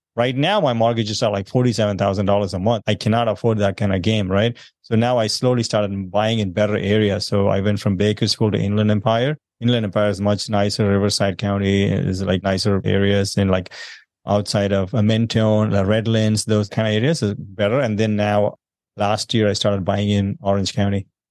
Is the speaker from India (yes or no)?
yes; South India, India; moved away as an adult; now in United States; I'm originally from South India. I moved here about sixteen years ago.